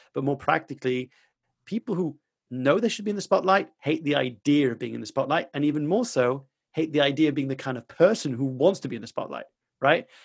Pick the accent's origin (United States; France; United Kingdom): France; I grew up in France